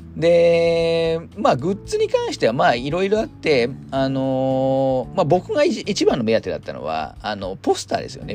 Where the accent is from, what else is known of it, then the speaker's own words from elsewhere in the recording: Hamamatsu, Shizuoka, Japan; 私地元が浜松なんですけど